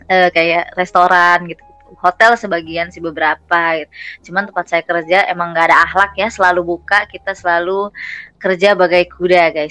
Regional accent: Indonesia; now in Germany; Gue sebagai warga Indo eh maksudnya iya warga warga

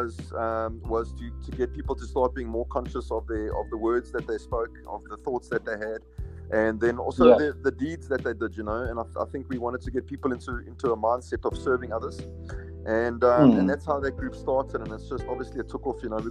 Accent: Johannesburg, Gauteng, South Africa; now in Cape Town, South Africa; So I'm originally hail from Johannesburg. I now live in Cape Town

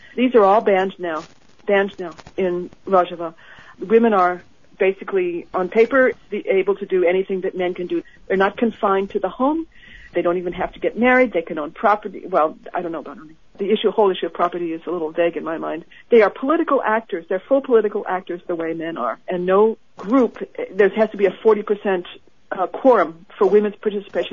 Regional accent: United States; I'm an American

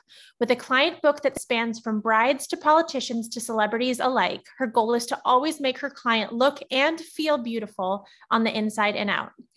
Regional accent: Alameda, California, United States; I grew up in Alameda. So we are two Bay Area gals

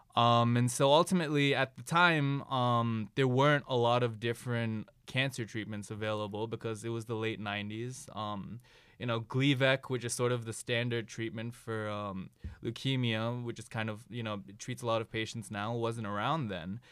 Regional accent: Ann Arbor, Michigan, United States; I'm originally from Ann Arbor, Michigan

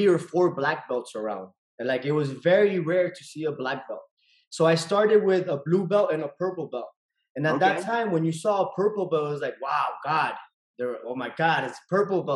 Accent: Miami, Florida, United States; also born or lived in Nicaragua / Houston; I moved to Miami when I was seven. And I've been here all my life in Miami

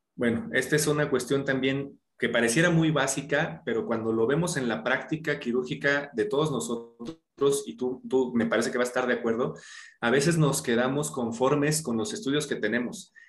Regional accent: Mexico City, Mexico; yo nací aquí en la Ciudad de México

